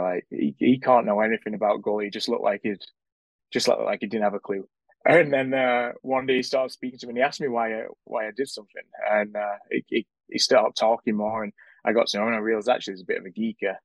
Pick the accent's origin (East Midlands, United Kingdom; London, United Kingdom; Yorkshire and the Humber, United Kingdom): Yorkshire and the Humber, United Kingdom; Sheffield; when I was growing up in the Sheffield junior system